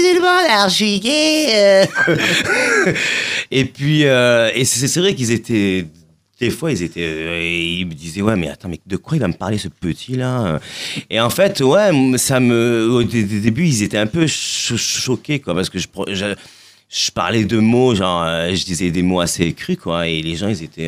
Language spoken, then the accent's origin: French; Marseille, Provence-Alpes-Côte d'Azur, France; je suis de Marseille.